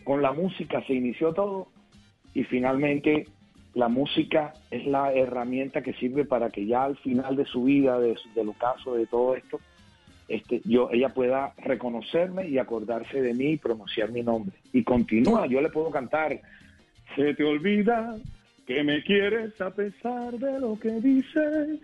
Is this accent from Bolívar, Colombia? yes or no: yes; Cartagena, Bolívar, Colombia; en el barrio del Semaní, de mi ciudad natal, Cartagena, donde nací